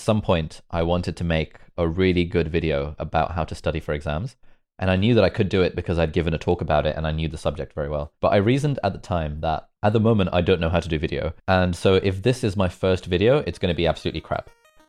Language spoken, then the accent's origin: English; Lesotho; moved away; also born or lived in Karachi, Pakistan; I was there for only about a year. And then when I was like one or two, we moved to Lesotho, which is a country in southern Africa.